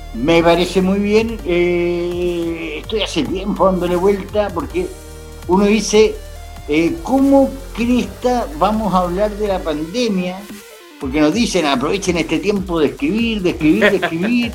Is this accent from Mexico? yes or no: no; Chile; Nosotros como chilenos